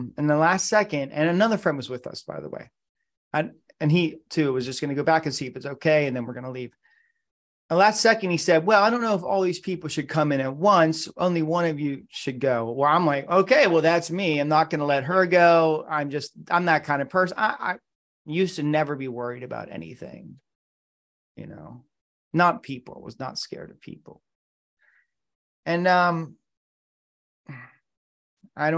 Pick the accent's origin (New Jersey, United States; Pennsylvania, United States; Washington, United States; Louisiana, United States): Pennsylvania, United States; moved away as an adult; also born or lived in New York / California / Boston; I moved back to Pennsylvania, which is where my hometown is, from California